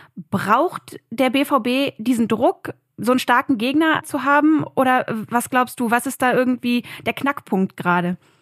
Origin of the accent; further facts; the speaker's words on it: Berlin, Germany; als Berlinerin war ich natürlich sehr oft im Olympiastadion